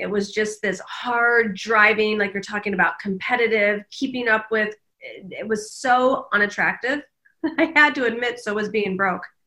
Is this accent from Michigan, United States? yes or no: yes; Detroit, Michigan, United States; moved away as an adult; also born or lived in Kalamazoo, Michigan / Washington, D.C.; I grew up in the Midwest, in the suburbs of Detroit